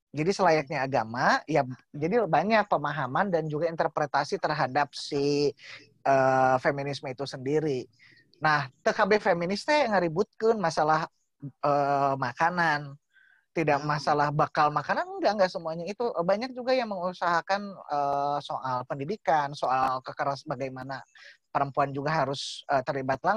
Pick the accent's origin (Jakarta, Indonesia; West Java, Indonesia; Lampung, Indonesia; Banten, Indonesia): West Java, Indonesia; lah bahwa kita tuh orang Sunda bahwa selalu menganggap bahwa ayah itu adalah takut ya